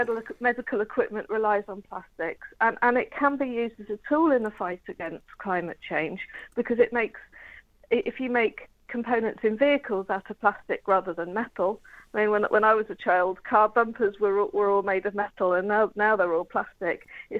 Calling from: East of England, United Kingdom; I'm actually calling from Norfolk, and it's a lovely sunny day this morning.

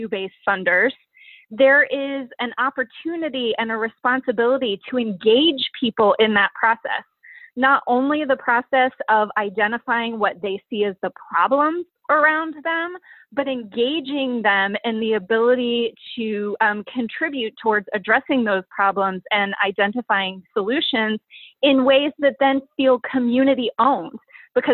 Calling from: Annapolis, Maryland, United States; I am joining you from Annapolis, Maryland, which is where I live and where our office is headquartered for the time being.

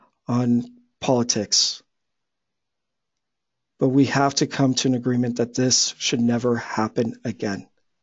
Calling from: Los Angeles, California, United States; I'm recording from Los Angeles, California

